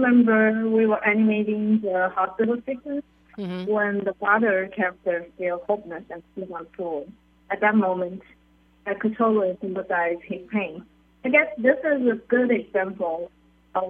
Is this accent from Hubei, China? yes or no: yes; Wuhan, Hubei, China; now in United States; Wuhan is my hometown